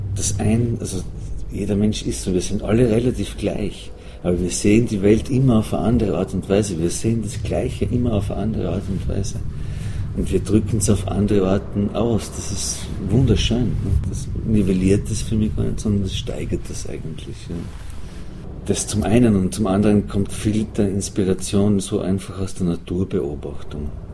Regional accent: Schwanberg, Styria, Austria; moved away; in meiner Heimat, in meinem Heimatdorf in Schwanberg

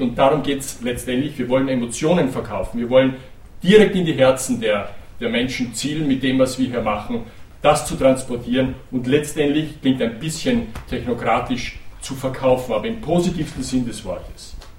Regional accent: Burgenland, Austria; Wir sind Grenzländer, wir sind hier im Burgenland geboren und aufgewachsen.

